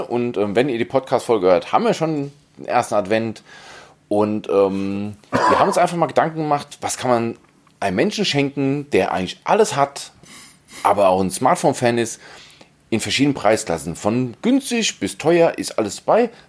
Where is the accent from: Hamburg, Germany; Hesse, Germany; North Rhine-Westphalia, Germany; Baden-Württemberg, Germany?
Hesse, Germany; da fällt man als Hesse dran vorbei.